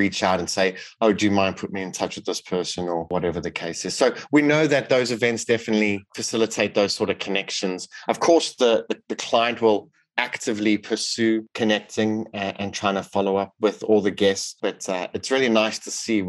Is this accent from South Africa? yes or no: yes; South Africa; now in United Kingdom; I grew up in South Africa